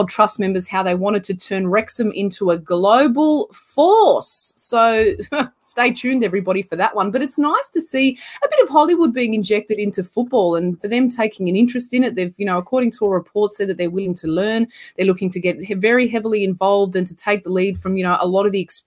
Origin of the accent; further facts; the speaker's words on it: Sydney, New South Wales, Australia; I'm from Northwest Sydney and we love it out here in the suburbs